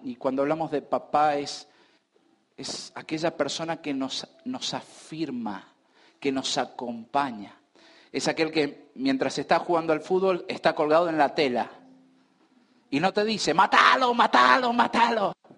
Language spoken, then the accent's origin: Spanish; Argentina; Nosotros hoy estamos como argentinos